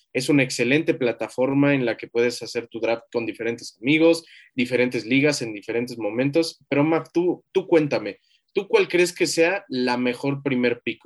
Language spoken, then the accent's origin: Spanish; Mexico; como mexicanos